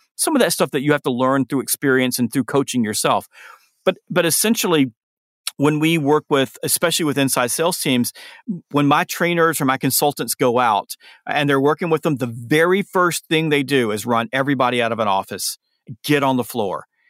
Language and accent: English; the South, United States; I'm from the South